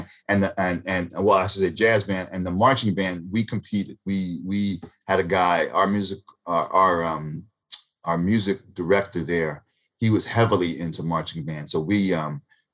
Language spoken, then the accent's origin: English; Lindenhurst, New York, United States; Originally from Lindenhurst, Long Island